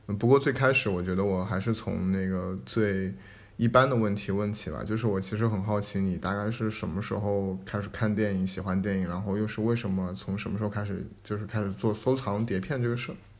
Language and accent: Chinese; Hangzhou, Zhejiang, China; 因为我小时候其实也是住在文三路，所以我家边上全是电脑城